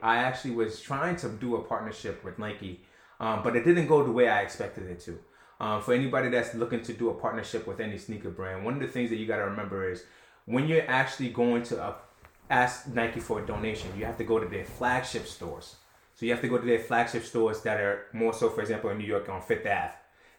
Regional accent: Ghana; born there; I was born in Ghana, Trev. Like, right, I was right. born there.

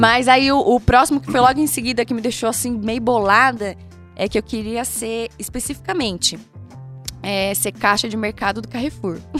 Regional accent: Brazil; sou caiçara

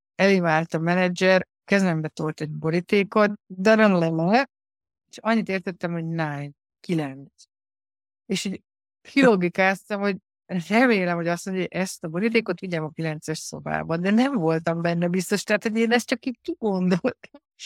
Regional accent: Hungary; moved away as an adult; also born or lived in Ireland / Poland / Spain; now in Netherlands; magyar vagyok

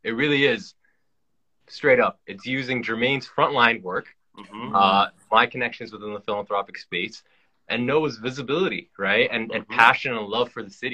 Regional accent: Toronto, Ontario, Canada; here in Toronto, I'm from Weston, which is the second poorest neighborhood in the city of Toronto

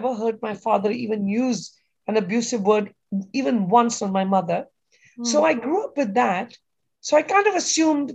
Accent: Kenya; moved away as an adult; now in United States; I grew up in Kenya in Africa.

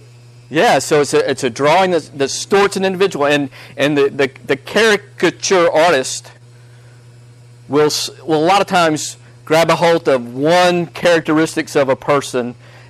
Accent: United States; as American Christians

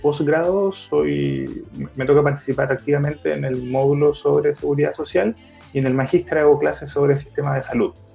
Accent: Chile; also born or lived in Osorno / Iquique / Valparaíso / Puerto Montt; yo soy eh, ciudadano de Chile, por decirlo así por el trabajo de mi, de mi familia. Si bien nací en Osorno, eh, viví Iquique, Valparaíso, vía Alemana, Puerto Montt, Talcahuano y terminé viviendo ya por la época universitaria en Concepción.

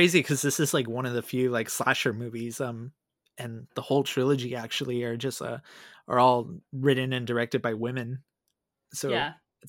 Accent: California, United States; also born or lived in Kaiserslautern, Germany; No, I am actually from California. I briefly lived in Arizona for a year or two.

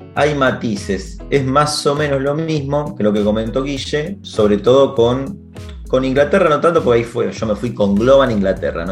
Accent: Venado Tuerto, Santa Fe, Argentina; moved away as an adult; also born or lived in Rosario, Argentina / London, United Kingdom / Chile / Brazil; now in Barcelona, Spain; viví mucho tiempo en Rosario, pero nací en Venado Tuerto, entonces como que donde nací viví hasta los 17 años

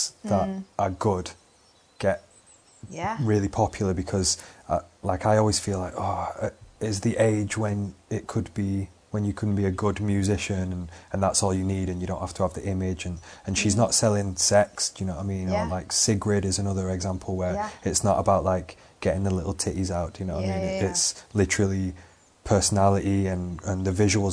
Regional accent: Out towards Wigan, 25 minutes west of Manchester, North West England, United Kingdom; now in Manchester, United Kingdom; My high school was called Hesketh Fletcher Church of England High School.

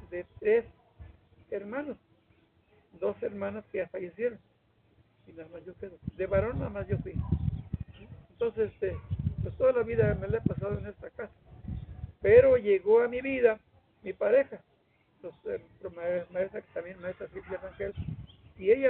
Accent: Mexquitic, San Luis Potosí, Mexico

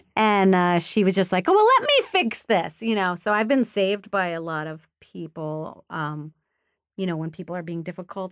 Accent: Rochester, Minnesota, United States; I was born in Rochester, Minnesota, which is a small town in southern Minnesota

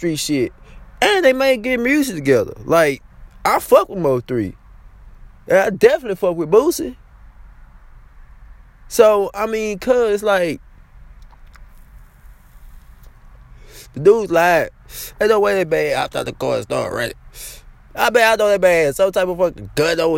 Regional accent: Louisiana, United States; I'm from Louisiana

